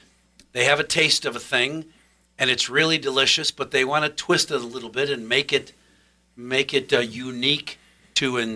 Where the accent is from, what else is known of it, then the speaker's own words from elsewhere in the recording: Michigan, United States; moved away; I grew up in Michigan.